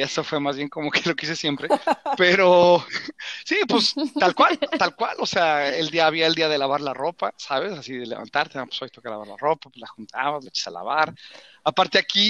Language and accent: Spanish; Mexico; moved away; como mexicano, como hispanohablante